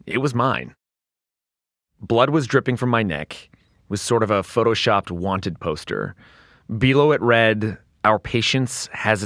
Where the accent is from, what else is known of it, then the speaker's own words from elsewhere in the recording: Canada; I grew up in Canada